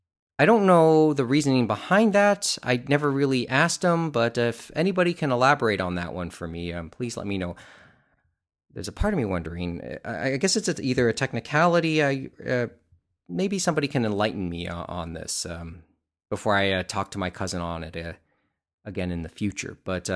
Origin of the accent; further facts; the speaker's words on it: Canada; it's kind of illustrates one of the frustrations of being Canadian.